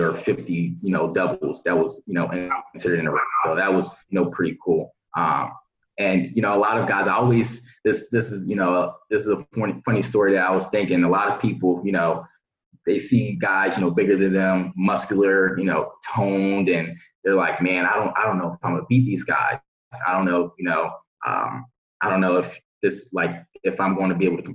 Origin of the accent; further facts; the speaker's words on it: Philadelphia, Pennsylvania, United States; growing up in Philadelphia